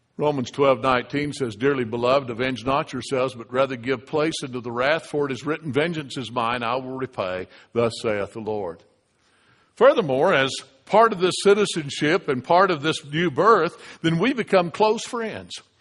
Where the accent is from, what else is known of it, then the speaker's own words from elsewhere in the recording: United States; The reason I'm a United States citizen is because I was born in the United States